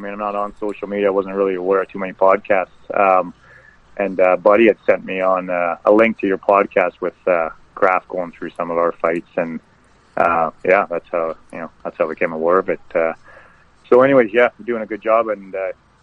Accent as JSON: {"language": "English", "town": "Vancouver", "region": "British Columbia", "country": "Canada", "tie": "born or raised there", "said": "I was born in Vancouver. I grew up in the east end of Vancouver"}